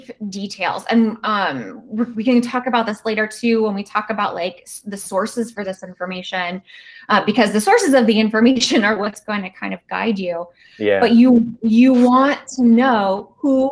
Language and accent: English; Virginia, United States; my home state of Virginia